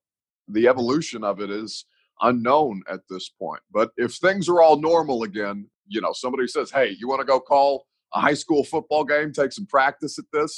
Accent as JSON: {"language": "English", "town": "Evansville", "region": "Indiana", "country": "United States", "lives_now": "Nashville, United States", "said": "I consider Nashville to be my home. I'm not from Nashville. I'm from Evansville, Indiana."}